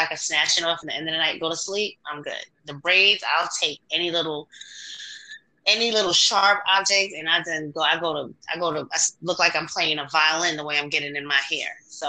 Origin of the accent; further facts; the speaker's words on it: New York, United States; I'm from New York, too. Born and raised